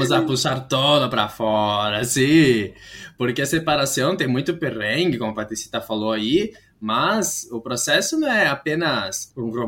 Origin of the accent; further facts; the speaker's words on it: Spain; Portuguese is a second language; Ai, desculpa, não tenho essas expressões de Portugal, que sou de Espanha, então, eh